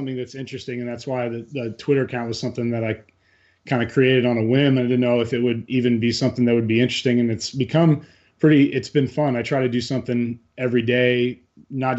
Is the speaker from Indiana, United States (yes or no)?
yes; Bloomington, Indiana, United States; I grew up in Bloomington, went to IU.